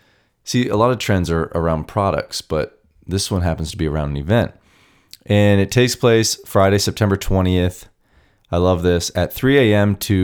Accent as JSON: {"language": "English", "country": "Canada", "said": "Now, I'm Canadian, but my whole life I watched documentaries, read the articles, watched the YouTube videos."}